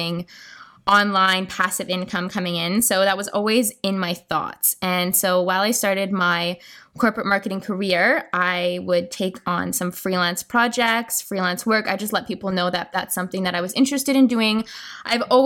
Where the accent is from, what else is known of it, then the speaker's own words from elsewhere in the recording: Vancouver Island, British Columbia, Canada; moved away as an adult; also born or lived in Toronto; now in Rome, Italy; I was born and raised on Vancouver Island, and I moved to Toronto to do my post-grad